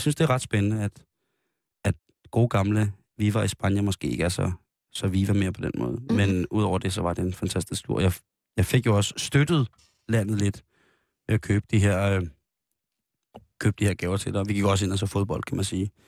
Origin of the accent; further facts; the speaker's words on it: Denmark; vi er jo danskere